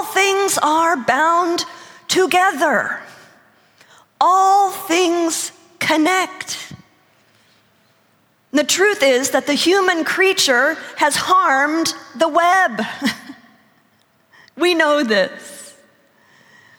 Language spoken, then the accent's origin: English; United States; also born or lived in Texas; I come from Oklahoma and Texas